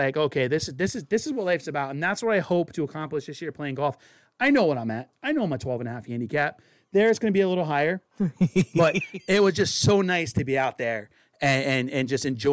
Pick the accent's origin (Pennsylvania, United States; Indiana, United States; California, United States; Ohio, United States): Ohio, United States; Youngstown; moved away; I grew up in the South. Grew up in Youngstown, Ohio